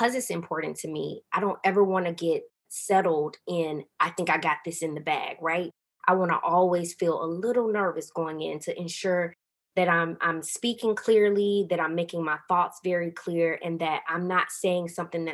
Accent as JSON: {"language": "English", "region": "the South", "country": "United States", "tie": "born or raised there", "said": "growing up in the South in a really deeply religious family"}